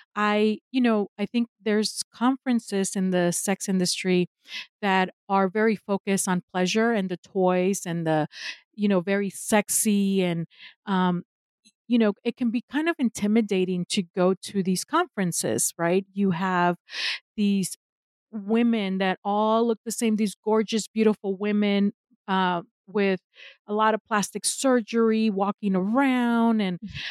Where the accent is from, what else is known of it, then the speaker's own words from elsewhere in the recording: Mexico; now in United States; I am in the United States, although I am originally from Mexico. I am based in the US. This is where I got my education and I stayed here